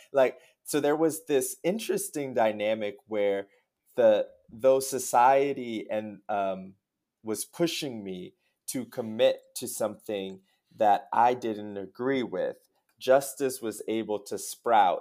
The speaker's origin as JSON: {"language": "English", "town": "Lawrence", "region": "New Jersey", "country": "United States", "tie": "born or raised there", "also_born_or_lived": "New York / Miami", "moved": "as an adult", "lives_now": "Chicago, United States", "said": "I was born in New Jersey, um, in Lawrence, New Jersey, where I grew up, uh, did K through twelve there."}